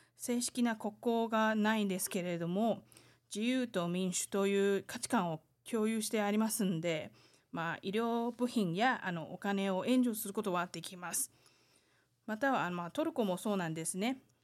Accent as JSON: {"language": "Japanese", "country": "Taiwan", "tie": "born or raised there", "second_language": "Japanese", "said": "台湾生まれ台湾育ち"}